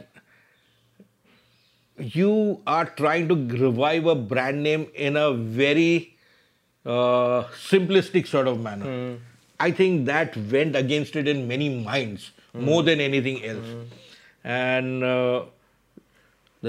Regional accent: India; as an Indian

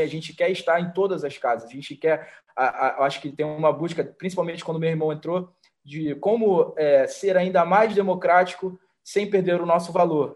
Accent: Rio de Janeiro, Brazil; sou do Rio de Janeiro

